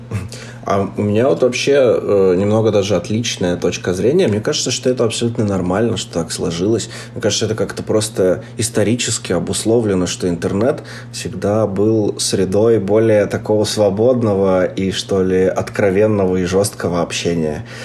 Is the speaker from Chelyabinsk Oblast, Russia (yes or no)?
yes; Chelyabinsk, Chelyabinsk Oblast, Russia; moved away as an adult; Я сегодня записываюсь из Челябинска, где я вырос